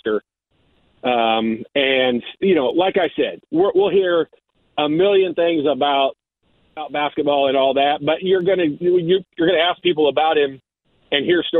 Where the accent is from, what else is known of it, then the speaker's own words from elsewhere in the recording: Indianapolis, Indiana, United States; I grew up in North Central's junior high elementary and junior high program